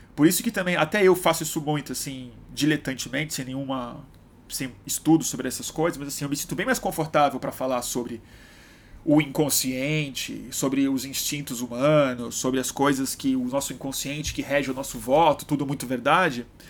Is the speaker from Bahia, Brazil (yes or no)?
no; Rio de Janeiro, Brazil; moved away; voltando pro Rio, esse essa cidade querida, minha cidade natal